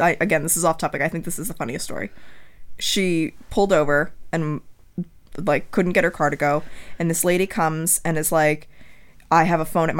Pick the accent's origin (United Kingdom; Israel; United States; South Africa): United States; Trumbull, Connecticut; I grew up in Trumbull, Connecticut, about half an hour to 45 minutes north of there.